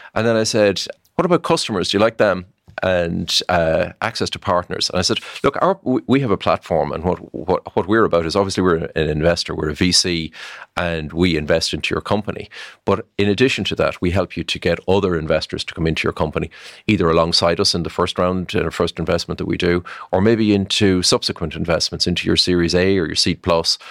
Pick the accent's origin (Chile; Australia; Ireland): Ireland; I'm an Irish guy